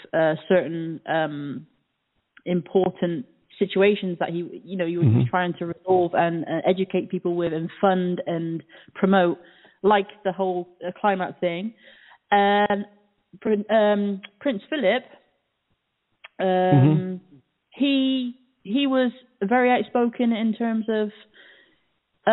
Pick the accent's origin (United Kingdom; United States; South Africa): United Kingdom; born or raised there